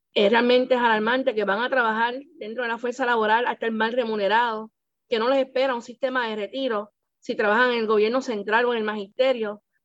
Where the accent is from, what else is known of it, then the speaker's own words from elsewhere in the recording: San Juan, Puerto Rico; Yo soy nacida y criada en Puerta de Tierra